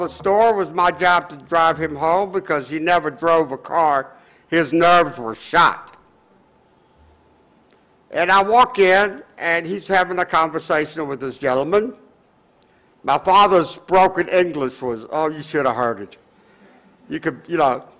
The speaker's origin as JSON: {"language": "English", "town": "Atlanta", "region": "Georgia", "country": "United States", "tie": "born or raised there", "said": "I grew up in Atlanta"}